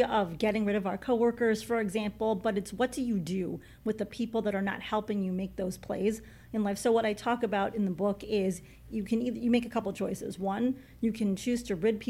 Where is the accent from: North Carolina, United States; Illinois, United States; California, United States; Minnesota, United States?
Illinois, United States; Chicago; I grew up in Chicago, diehard Chicago Bears fan